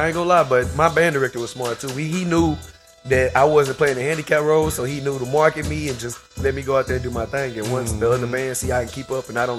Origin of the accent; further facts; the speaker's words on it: Beaumont, Texas, United States; I'm originally from Beaumont, Texas.